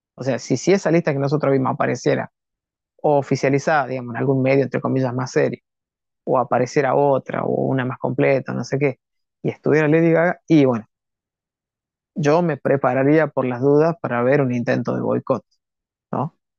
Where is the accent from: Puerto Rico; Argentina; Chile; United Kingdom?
Argentina; los argentinos